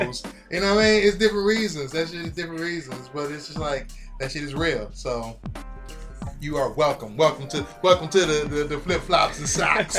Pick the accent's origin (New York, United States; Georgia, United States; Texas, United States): Georgia, United States; also born or lived in Ohio; I grew up in Georgia. So, like, you know, I'm born in Ohio, then I moved to Georgia.